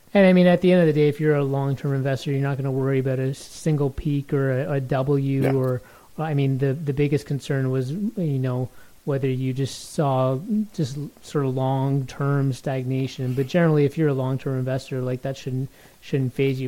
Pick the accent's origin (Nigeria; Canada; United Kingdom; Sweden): Canada; Toronto, Ontario; I grew up in Toronto